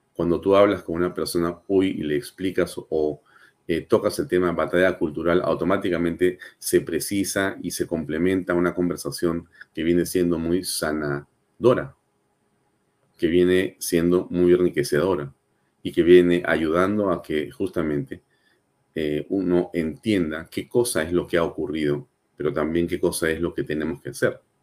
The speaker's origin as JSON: {"language": "Spanish", "country": "Peru", "said": "nuestra patria"}